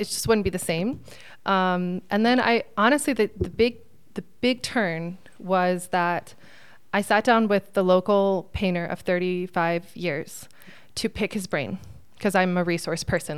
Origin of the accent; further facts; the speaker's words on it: Phoenix, Arizona, United States; also born or lived in Texas; I was born in Texas and I grew up in Phoenix